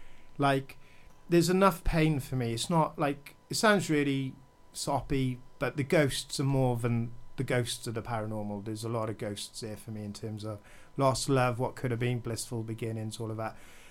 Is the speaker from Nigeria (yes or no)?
no; Haverfordwest, Wales, United Kingdom; And the community I grew up in Millerswitch was great. Your front door's always open. Your next door neighbours were always like hanging around.